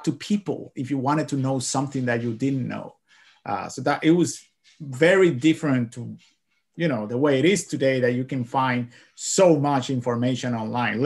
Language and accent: English; Cuba; moved away as an adult; now in United States; I am from Cuba. Yeah. I came here to United States back in 2009